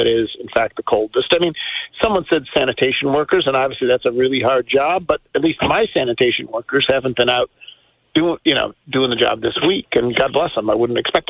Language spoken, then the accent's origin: English; Buffalo, New York, United States; now in Memphis, United States; growing up in Buffalo